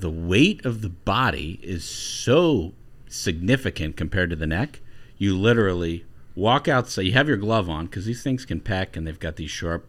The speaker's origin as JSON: {"language": "English", "region": "Ohio", "country": "United States", "said": "I'm from Ohio."}